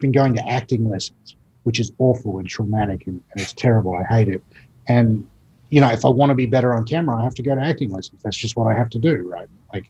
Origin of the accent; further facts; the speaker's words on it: Australia; And even as an Australian